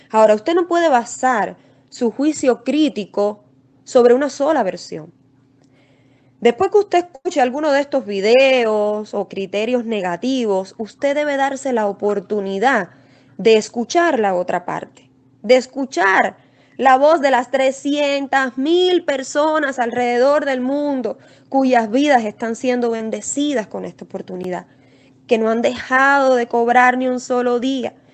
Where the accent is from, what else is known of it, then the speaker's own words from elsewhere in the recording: Camagüey, Cuba; now in Texas, United States; yo soy manager de Trust Investing, soy cubana de Camagüey pero como les comentaba, resido actualmente en el estado de Texas, Estados Unidos.